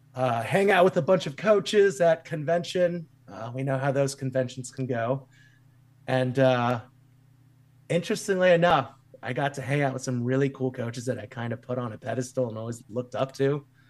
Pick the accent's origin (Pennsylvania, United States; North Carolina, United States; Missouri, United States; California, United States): Missouri, United States; Kansas City; moved away; also born or lived in Wichita, Kansas; growing up in Kansas City where we didn't have as much coaching resources